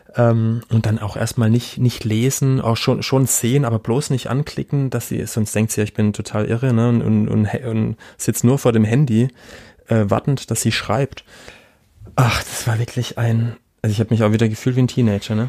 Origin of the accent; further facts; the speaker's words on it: Black Forest, Baden-Württemberg, Germany; ich komme aus Süddeutschland, hier aus dem Schwarzwald